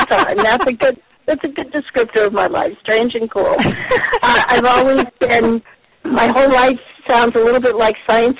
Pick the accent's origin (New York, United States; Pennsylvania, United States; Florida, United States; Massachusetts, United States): Massachusetts, United States; Boston; I was born in Boston, right across from Children's Hospital in Boston